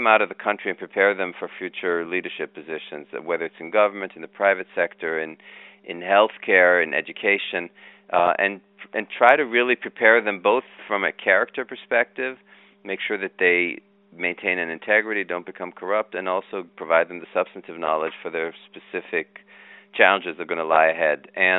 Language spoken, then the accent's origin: English; Kenya; also born or lived in Israel; I was born in Israel, moved from Israel to Africa. So we first spoke, English at home because my parents, that was their common language. Then spoke Hebrew because I was born there. Then we moved to Africa and I became friends with a lot of kids in Kenya.